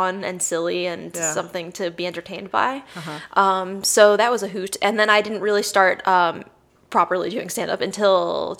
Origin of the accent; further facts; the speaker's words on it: Jersey City, New Jersey, United States; also born or lived in New York City, United States; So I was born in New York City, and then I grew up by Jersey City, right outside.